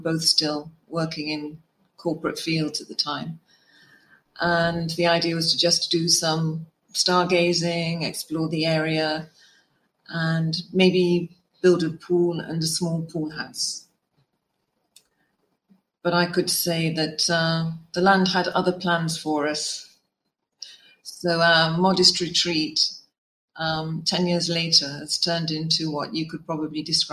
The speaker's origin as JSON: {"language": "English", "area": "Worcestershire", "region": "West Midlands", "country": "United Kingdom", "tie": "born or raised there", "moved": "as an adult", "lives_now": "Oman", "said": "I was born and raised in Worcestershire in the UK."}